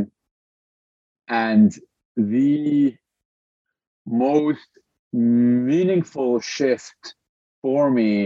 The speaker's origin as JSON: {"language": "English", "country": "Lebanon", "tie": "born or raised there", "also_born_or_lived": "Montreal", "moved": "as an adult", "said": "I was born and raised in Lebanon"}